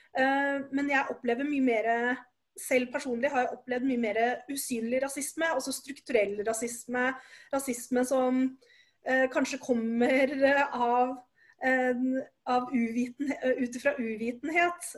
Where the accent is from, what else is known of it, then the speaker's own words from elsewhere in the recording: Oslo, Norway; Jeg er født og oppvokst i Oslo